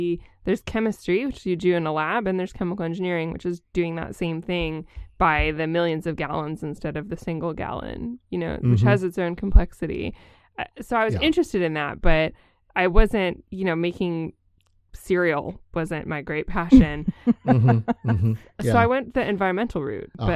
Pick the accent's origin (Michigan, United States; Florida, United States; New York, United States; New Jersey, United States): New York, United States; Syracuse; moved away as an adult; I grew up in Syracuse, New York, which is right in the middle of the state